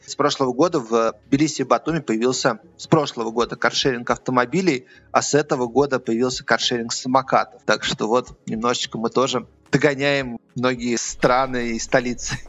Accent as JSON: {"language": "Russian", "region": "Moscow", "country": "Russia", "tie": "born or raised there", "moved": "as an adult", "lives_now": "Tbilisi, Georgia", "said": "Я родился в Москве и прожил там, получается, 40 лет"}